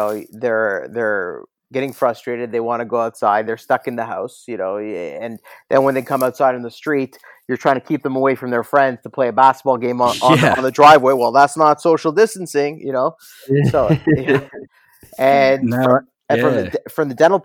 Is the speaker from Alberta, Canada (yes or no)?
no; Toronto, Ontario, Canada; I was born in Toronto. My parents are from Kiev, Ukraine